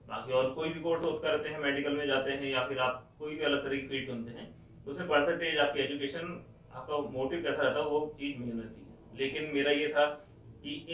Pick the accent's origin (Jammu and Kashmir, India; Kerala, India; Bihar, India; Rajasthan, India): Rajasthan, India; Jaipur; मैं जयपुर से हूँ बॉर्न एंड ब्रॉट पूरा जयपुर में ही रहा